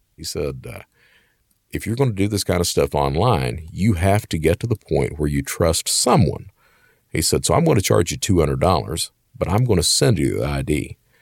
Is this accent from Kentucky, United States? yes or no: yes; Hazard, Kentucky, United States; from Hazard, Kentucky, right in the middle of the heart of coal country